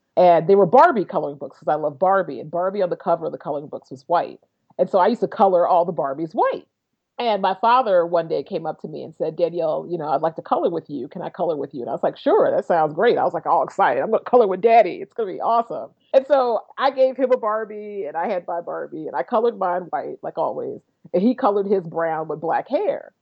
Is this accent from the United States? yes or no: yes; Florissant, Missouri, United States; I grew up in St. Louis, Missouri. More specifically, I grew up in St. Louis County